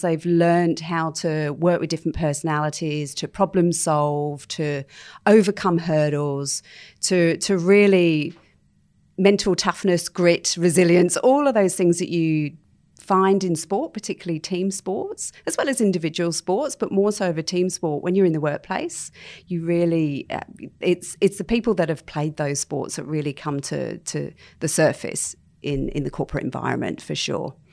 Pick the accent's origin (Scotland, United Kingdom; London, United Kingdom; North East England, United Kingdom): London, United Kingdom; moved away as an adult; now in Sydney, Australia; I was actually born and bred in London